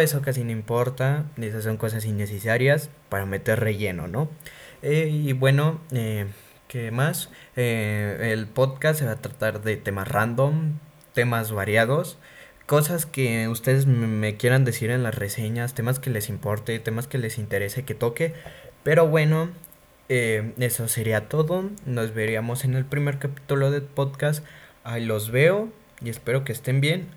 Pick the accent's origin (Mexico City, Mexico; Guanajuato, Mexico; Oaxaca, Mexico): Guanajuato, Mexico; soy originario de la ciudad de Guanajuato, o sea que soy mexicano